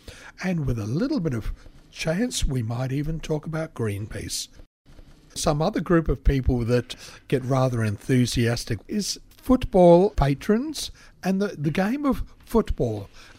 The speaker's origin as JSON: {"language": "English", "country": "Australia", "said": "We in Australia"}